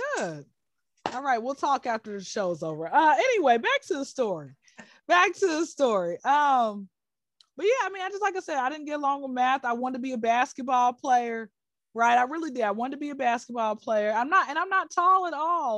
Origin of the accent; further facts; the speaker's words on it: Atlanta, Georgia, United States; now in Dubai, United Arab Emirates; I'm from Atlanta